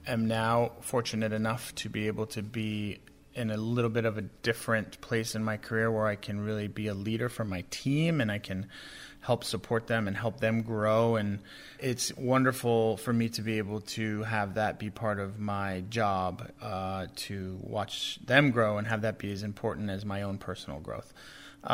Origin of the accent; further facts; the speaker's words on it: Boston, Massachusetts, United States; I grew up in New England. I'm from Boston